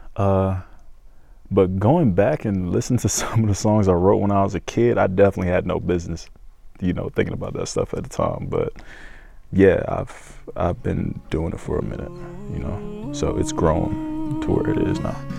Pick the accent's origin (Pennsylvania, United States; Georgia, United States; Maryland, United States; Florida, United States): Georgia, United States; Stockbridge; also born or lived in Decatur, Georgia; I was born in Decatur, uh, but when I was a kid, I moved to Stockbridge and I went to school out there and made my friends out there. So it's it's home. It's my hometown.